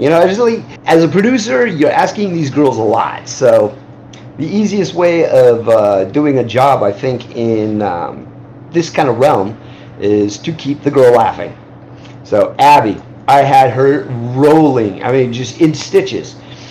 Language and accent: English; Midwest, United States; The smell of cow farms, yeah. I grew up in the Midwest, where there was a lot of cow farming.